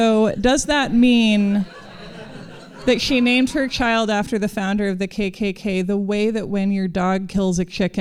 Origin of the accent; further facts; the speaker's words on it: United States; I'm an American